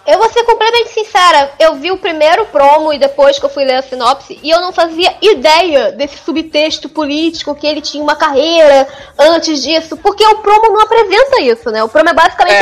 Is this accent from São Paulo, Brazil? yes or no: no; Rio de Janeiro, Brazil; eu sou carioca